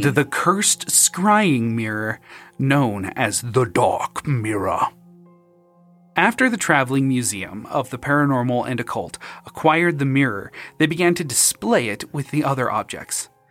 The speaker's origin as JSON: {"language": "English", "region": "Utah", "country": "United States", "tie": "born or raised there", "said": "when you lose your faith and just get disowned and disfellowshipped by Mormonism in, growing up in Utah"}